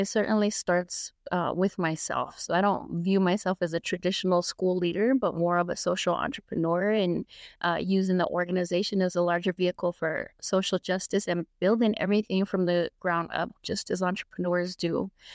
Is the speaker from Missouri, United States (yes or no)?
no; Albuquerque, New Mexico, United States; I grew up here in Albuquerque, New Mexico